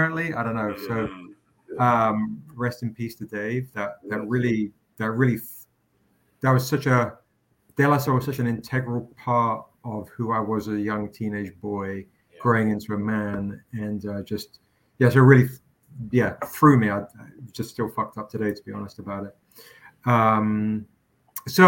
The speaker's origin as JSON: {"language": "English", "region": "England", "country": "United Kingdom", "tie": "born or raised there", "moved": "as an adult", "lives_now": "United States", "said": "I grew up in England, and I'm 50 this year"}